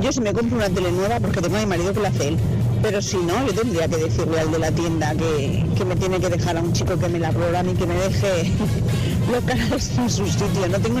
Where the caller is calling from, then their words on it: Madrid, Community of Madrid, Spain; Hola, buenos días. … de Madrid.